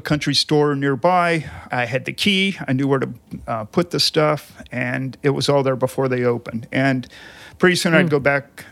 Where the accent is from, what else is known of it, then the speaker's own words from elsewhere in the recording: California, United States; I grew up in California